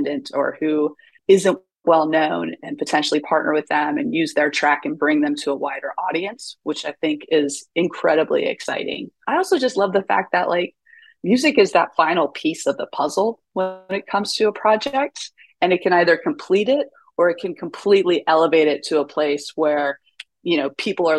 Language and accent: English; East Coast, United States; also born or lived in Seattle; now in New York, United States; I'm originally from the East Coast